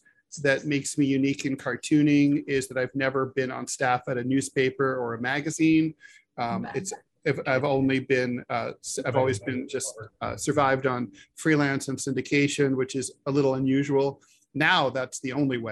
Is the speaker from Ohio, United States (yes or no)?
yes; Dayton, Ohio, United States; moved away as an adult; also born or lived in New York City; I grew up in Dayton, Ohio, south of Dayton, Ohio